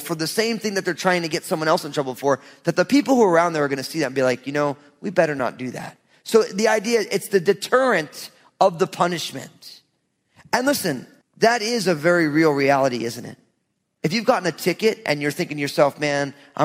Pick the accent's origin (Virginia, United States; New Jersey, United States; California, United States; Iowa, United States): New Jersey, United States; I'm from Jersey.